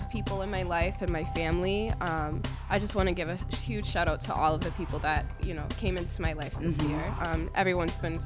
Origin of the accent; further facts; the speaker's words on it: Brockton, Massachusetts, United States; also born or lived in Cape Verde; I was born in Cape Verde, but I was raised in Brockton